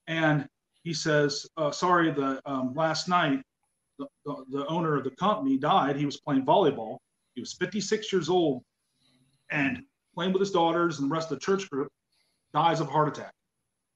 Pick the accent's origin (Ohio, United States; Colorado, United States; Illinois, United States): Ohio, United States; outside of Mansfield; moved away; I'm originally from outside of Mansfield, Ohio